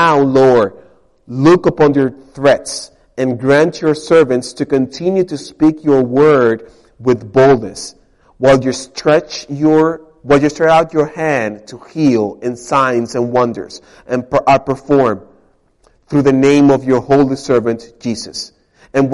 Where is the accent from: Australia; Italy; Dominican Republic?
Dominican Republic; English is a second language; moved away as an adult; now in United States; I'm not American. I am from the Dominican Republic.